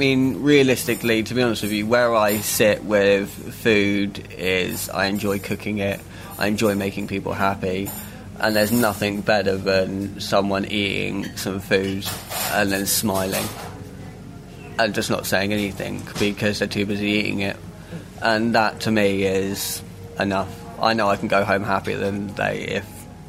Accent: Suffolk, East of England, United Kingdom; 29, I'm from Suffolk

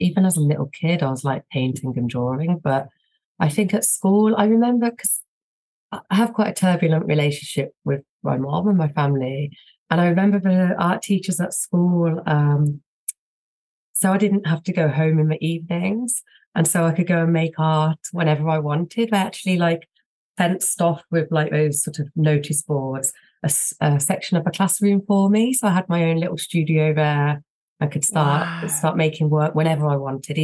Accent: Tamworth, West Midlands, United Kingdom; I grew up in a place called Tamworth, which is near Birmingham in the West Midlands

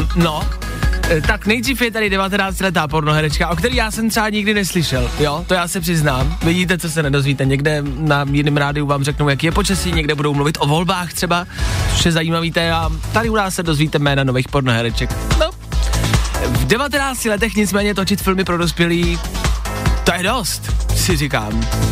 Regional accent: Czechia; my jako Češi

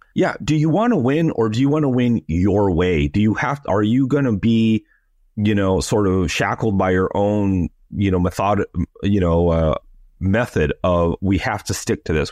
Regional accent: Los Angeles, California, United States; moved away; I'm also an American, and I grew up in L

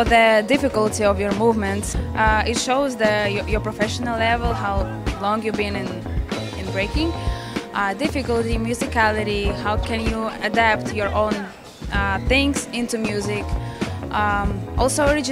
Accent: Ukraine; I'm from Ukraine, and I'm here in Lansing, Michigan.

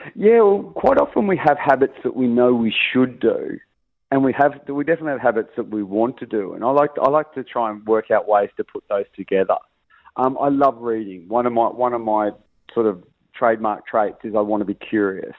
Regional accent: Australia; I'm Australian

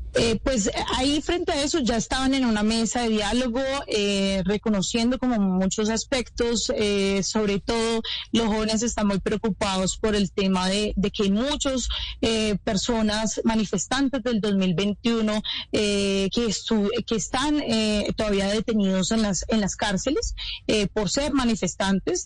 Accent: Cali, Valle del Cauca, Colombia; yo soy de Cali

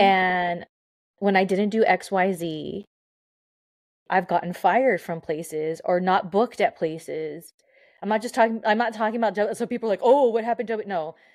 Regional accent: Southern California, United States; I'm from SoCal

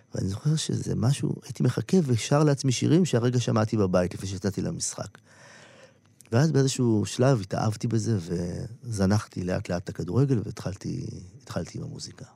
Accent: Israel; now in Tel Aviv, Israel; הילדות שלי בקיבוץ

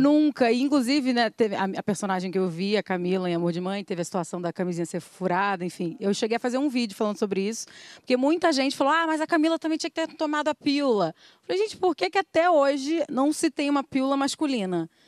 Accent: Rio de Janeiro, Brazil; Eu sou da Rocinha

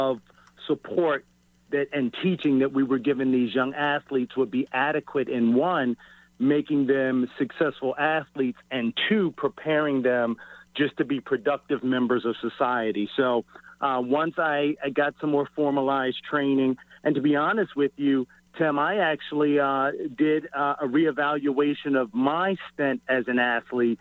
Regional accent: Baltimore, Maryland, United States; also born or lived in Kansas; born and raised in Baltimore, high school in Baltimore

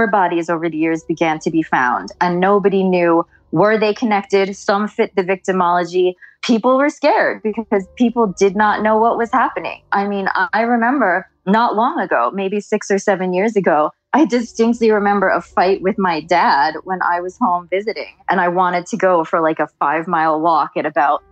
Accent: South Shore of Long Island, New York, United States; I actually grew up around here. I am from the South Shore of Long Island where all of this happened

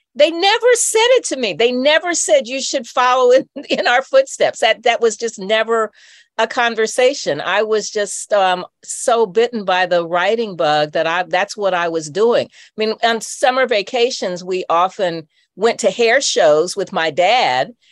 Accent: Indianapolis, Indiana, United States; also born or lived in Chicago, Illinois; I grew up in Indianapolis uh, in a suburb that was Black and that was right outside of the city

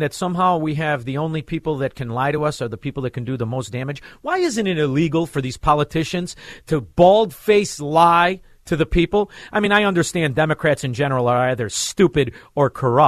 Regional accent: Illinois, United States; now in Naples, United States; I'm from Illinois

